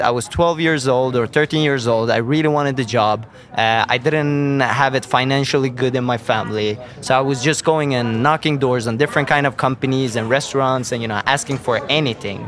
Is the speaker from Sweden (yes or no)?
yes; Sweden; I'm born and raised in, in Sweden